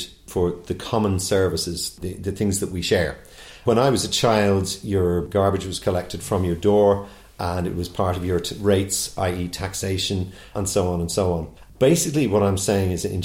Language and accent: English; Dublin, Leinster, Ireland; I'm from Black Rock.